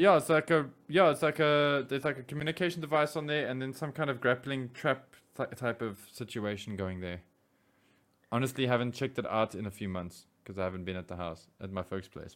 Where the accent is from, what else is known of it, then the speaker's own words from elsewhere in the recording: South Africa; we as South African